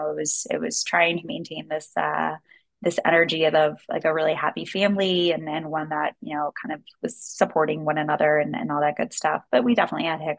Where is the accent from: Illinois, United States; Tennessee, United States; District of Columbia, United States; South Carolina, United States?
District of Columbia, United States; Washington; also born or lived in Maryland; Um, well, I was born in Washington, D.C., so I'm a very proud D.C. native. Uh, we moved outside of D.C. once my brother was uh, walking and moving